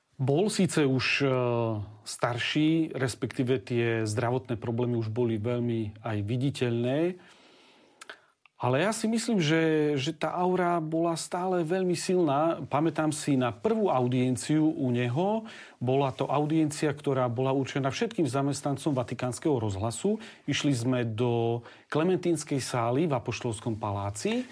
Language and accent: Slovak; Slovakia; also born or lived in Rome; doma na Slovensku